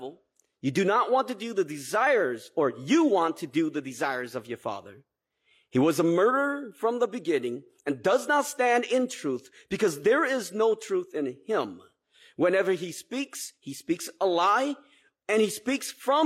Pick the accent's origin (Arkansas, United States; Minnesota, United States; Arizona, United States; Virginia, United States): Minnesota, United States; Twin Cities; I grew up here in the Twin Cities